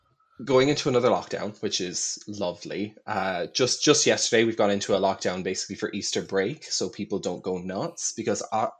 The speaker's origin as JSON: {"language": "English", "country": "Ireland", "said": "So I am an Irish non-beanie individual."}